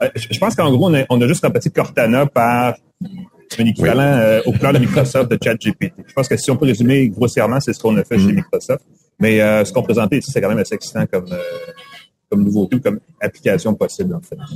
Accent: Montreal, Quebec, Canada; j'étais de Montréal

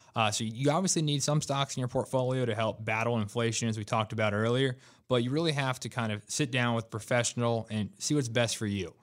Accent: Raleigh, North Carolina, United States; I was born and raised in Raleigh. I've been here most of my life

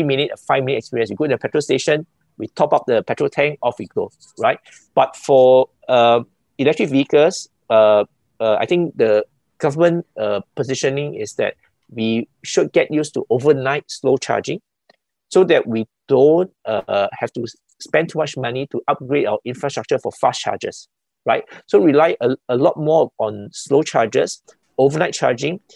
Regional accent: Singapore; as a Singaporean

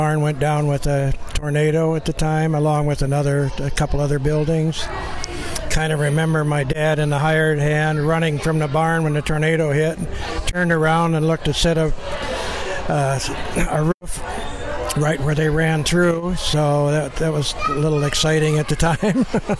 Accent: the family farm in Crawford County, Wisconsin, United States; born or raised there; moved away as an adult

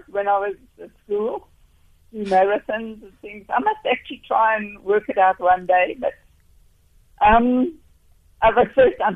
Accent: South Africa

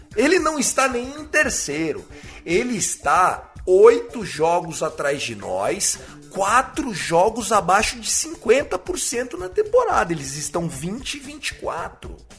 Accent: Brazil; a gente é brasileiro

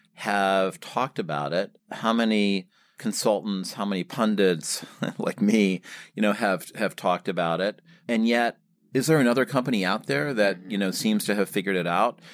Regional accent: Michigan, United States; moved away as an adult; now in New York, United States; I, uh, grew up in Michigan

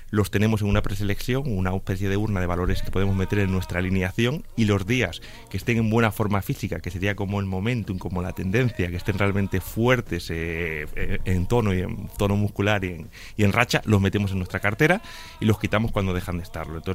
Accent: A Coruña, Galicia, Spain; also born or lived in Canary Islands; now in Madrid, Spain; que realmente vivo en Madrid hace muchos años, pero soy coruñés y medio canario también

